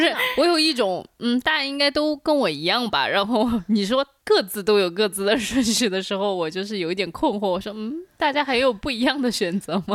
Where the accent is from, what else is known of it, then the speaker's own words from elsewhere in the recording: Changsha, Hunan, China; 我家乡在长沙，小时候是可以放烟花的